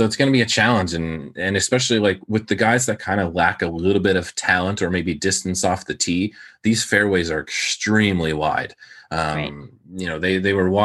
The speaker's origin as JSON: {"language": "English", "country": "Canada", "said": "I'm Canadian"}